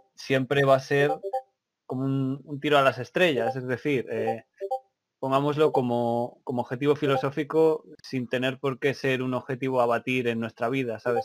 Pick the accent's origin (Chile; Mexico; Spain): Spain; moved away as an adult; now in United Kingdom; Yo soy de, provengo de España. Ahora estoy viviendo aquí, llevo unos meses en el Reino